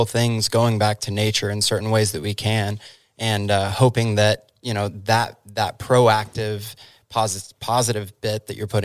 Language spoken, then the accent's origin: English; Dallas, Texas, United States; also born or lived in Oregon; now in Oklahoma, United States; we moved here from Oregon, originally though from Dallas, Texas